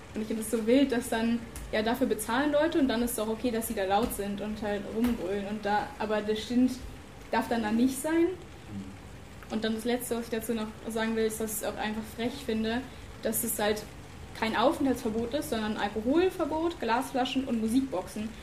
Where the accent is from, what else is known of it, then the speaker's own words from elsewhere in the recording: Brandenburg, Germany; now in Lüneburg, Germany; ich bin in Brandenburg aufgewachsen